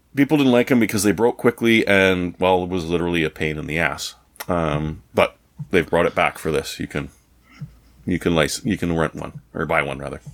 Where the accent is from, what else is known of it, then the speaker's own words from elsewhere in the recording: Canada; as a Canadian